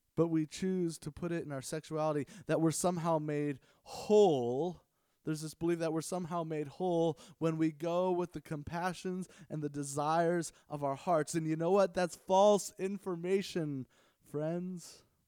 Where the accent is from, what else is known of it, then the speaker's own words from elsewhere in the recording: Los Angeles, California, United States; I grew up in the Los Angeles area